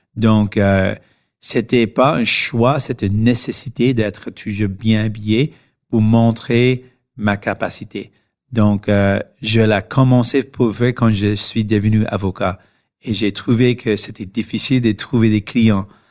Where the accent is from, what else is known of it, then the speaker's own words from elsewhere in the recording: Canada; French is a second language; nous sommes tous de Canada